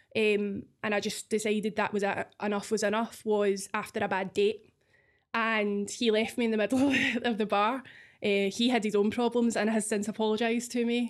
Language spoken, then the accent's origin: English; Scotland, United Kingdom